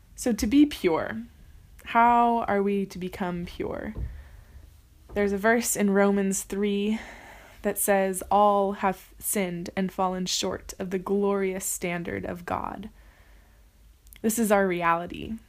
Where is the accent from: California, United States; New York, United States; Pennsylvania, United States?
California, United States; moved away as an adult; now in Paris, France; I am from California, the United States, and I've been in Paris for 10 months